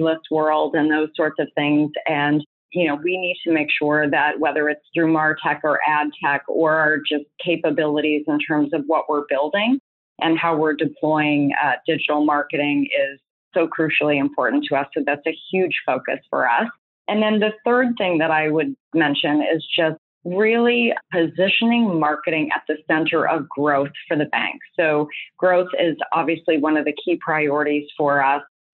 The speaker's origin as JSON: {"language": "English", "country": "United States", "also_born_or_lived": "Canada", "said": "I'm American."}